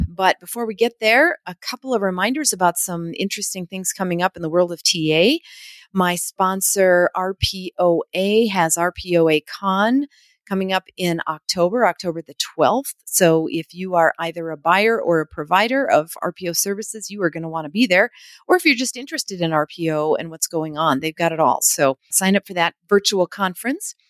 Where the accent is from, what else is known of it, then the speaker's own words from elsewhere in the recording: Minneapolis, Minnesota, United States; I'm I'm from the Twin Cities originally